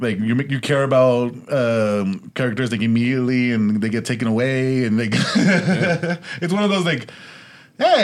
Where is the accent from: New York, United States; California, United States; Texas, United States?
California, United States; Los Angeles; I grew up in East LA. I went to high school in Roosevelt.